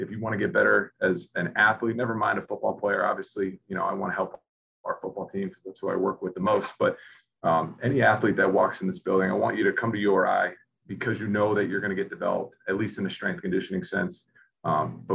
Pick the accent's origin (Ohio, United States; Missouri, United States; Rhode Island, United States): Rhode Island, United States; I grew up in Rhode Island